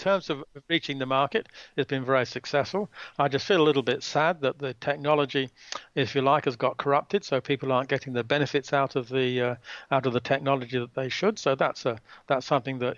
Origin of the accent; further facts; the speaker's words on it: England, United Kingdom; now in Australia; I was born in England and I migrated to Australia